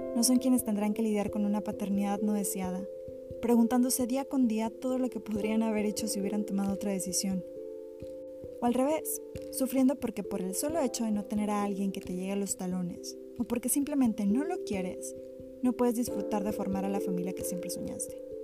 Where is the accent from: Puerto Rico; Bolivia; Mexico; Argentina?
Mexico; como mexicanos